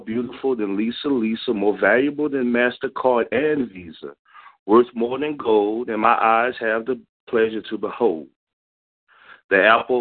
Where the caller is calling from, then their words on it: Philadelphia, Pennsylvania, United States; I'm calling in from Philly.